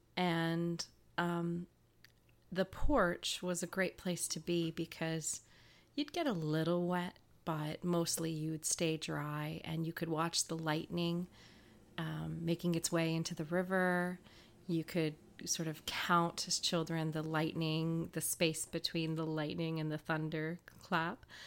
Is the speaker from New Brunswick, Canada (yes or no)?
yes; Woodstock, New Brunswick, Canada; my hometown in Woodstock, New Brunswick